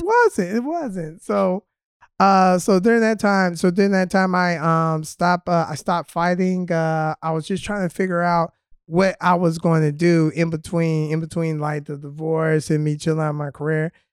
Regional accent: Birmingham, Alabama, United States; accent: drawl; moved away; I am originally from Birmingham, Alabama

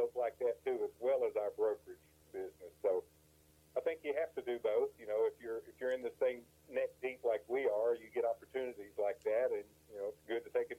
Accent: Texas, United States; I'm actually Texas born and raised, but then my dad worked for an oil service company when I was a kid, so we moved around a lot. And when I was in the seventh grade, I moved back to Northeast Louisiana, the Monroe area

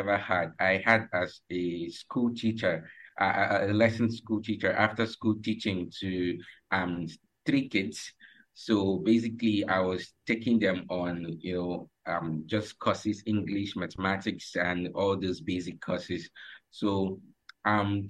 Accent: Uyo, Akwa Ibom, Nigeria; from Nigeria, Uyo Akwa Ibom State

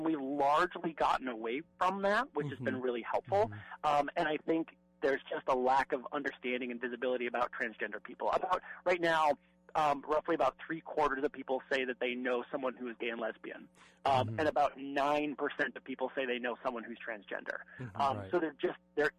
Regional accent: Midwest, United States; I'm from the Midwest

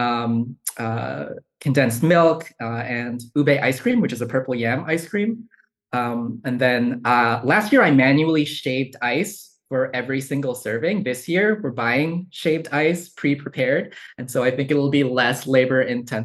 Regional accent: Yonkers, New York, United States; moved away as an adult; also born or lived in Bronx, New York / Columbia, South Carolina; now in Charlottesville, United States; I was born in the Bronx and then grew up in a city called Yonkers in Westchester County

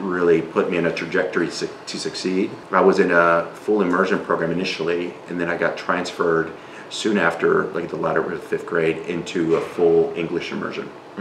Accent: South Texas / Reynosa, United States; first language Spanish; English is a second language; moved away as an adult; also born or lived in McAllen, Texas; now in Milwaukee, United States; I was born in in McAllen, Texas, mm-hmm. but we lived in Reynosa

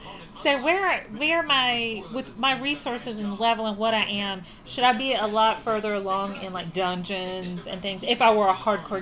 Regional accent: Virginia, United States; because we're from Virginia and that's what you do.

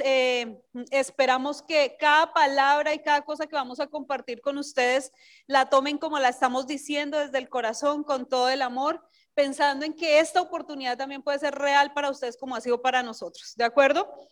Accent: Colombia; Nelson y yo venimos desde Colombia

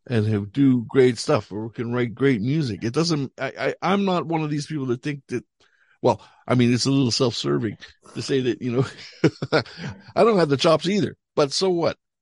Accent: Canada; moved away as an adult; also born or lived in Montreal / Paris; now in Ireland; we grew up in Canada

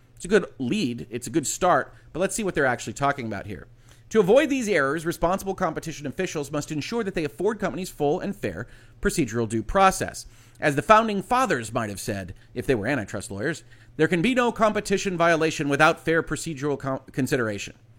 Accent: United States; I'm an American citizen. I'm an American lawyer

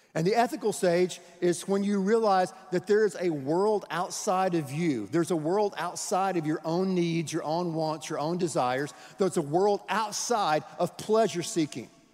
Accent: Houston, Texas, United States; we're from Houston

